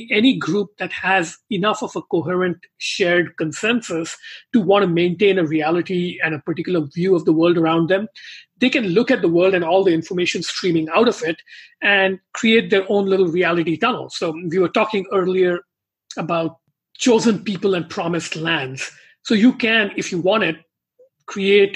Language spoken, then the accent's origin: English; India; moved away; growing up in India